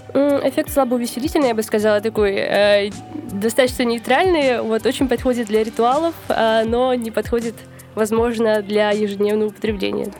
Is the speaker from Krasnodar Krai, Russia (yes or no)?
no; Novosibirsk, Novosibirsk Oblast, Russia; moved away; в моем родном городе Новосибирске